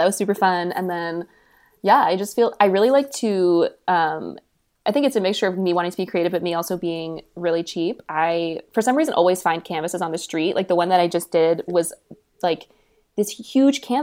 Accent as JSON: {"language": "English", "town": "San Diego", "region": "California", "country": "United States", "tie": "born or raised there", "said": "I'm from San Diego"}